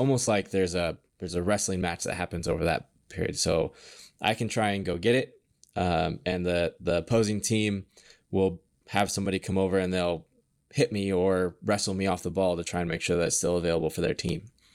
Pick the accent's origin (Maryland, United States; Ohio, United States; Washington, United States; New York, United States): Washington, United States; Kenmore; I grew up in Washington. So, um, I grew up in Kenmore.